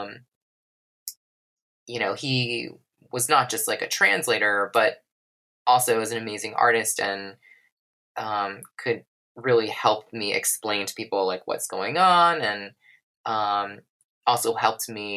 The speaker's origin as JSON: {"language": "English", "country": "United States", "said": "as an American going there"}